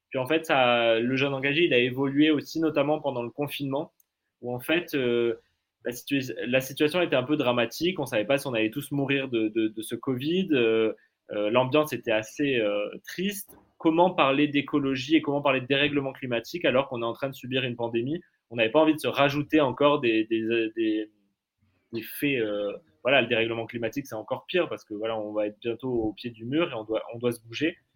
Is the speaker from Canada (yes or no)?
yes; Canada; now in France; j'ai grandi au Canada, donc dans des grands espaces verts